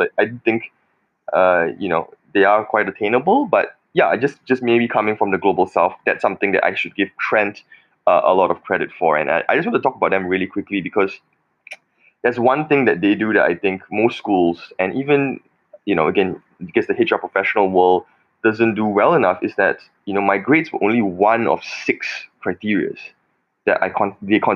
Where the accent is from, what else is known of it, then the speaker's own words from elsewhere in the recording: Malaysia; moved away; I'm Chinese Malaysian